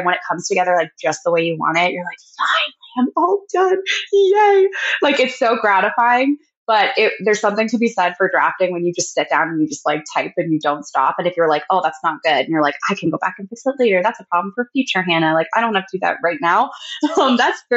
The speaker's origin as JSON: {"language": "English", "region": "Pennsylvania", "country": "United States", "said": "a lot in PA cause that's where I'm from. And I'm based like near Philly."}